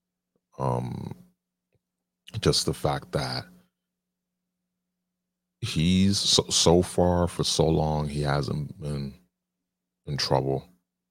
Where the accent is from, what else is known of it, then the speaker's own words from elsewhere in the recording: United States; I'm an American. I was born here, born and raised in America.